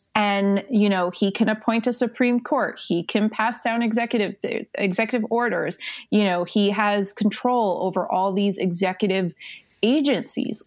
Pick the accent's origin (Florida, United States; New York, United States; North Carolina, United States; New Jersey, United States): Florida, United States; South; moved away as an adult; now in Connecticut, United States; I'm originally from South Florida.